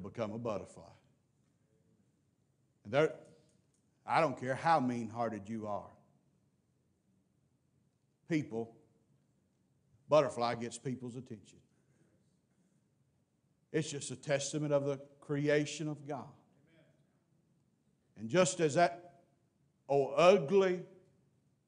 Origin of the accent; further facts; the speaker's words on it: Mississippi, United States; I'm from Mississippi